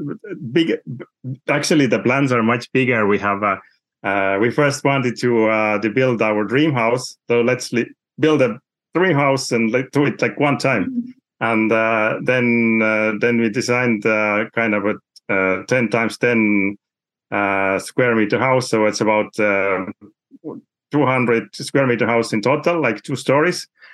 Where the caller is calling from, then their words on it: Saare County, Estonia; I'm talking from Saaremaa, which is the biggest island in Estonia.